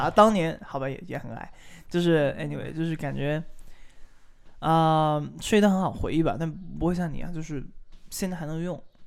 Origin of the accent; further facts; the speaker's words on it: Guangdong, China; 我们广东人打篮球